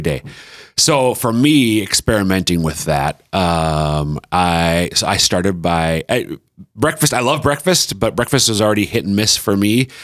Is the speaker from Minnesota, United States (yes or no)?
yes; central Minnesota, United States; moved away as an adult; now in South Dakota, United States; I'm from central Minnesota, but our kids are all eastern South Dakotans